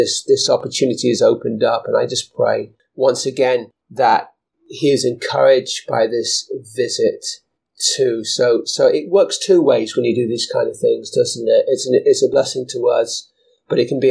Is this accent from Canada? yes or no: no; England, United Kingdom; moved away